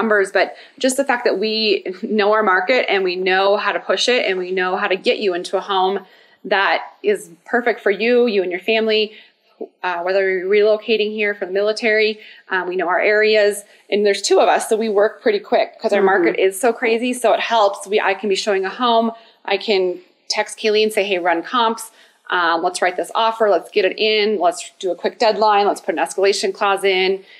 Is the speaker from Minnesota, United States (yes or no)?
yes; Minnesota, United States; now in Colorado Springs, United States; I'm from Minnesota, and so we have it would snow